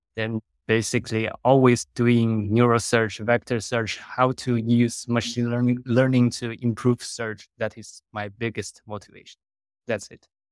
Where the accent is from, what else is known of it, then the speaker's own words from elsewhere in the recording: China; moved away as an adult; also born or lived in Netherlands; I was originally from China